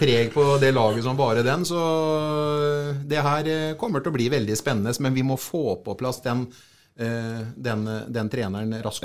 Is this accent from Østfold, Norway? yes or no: yes; Sarpsborg, Østfold, Norway; vi kommer ifra Sarpsborg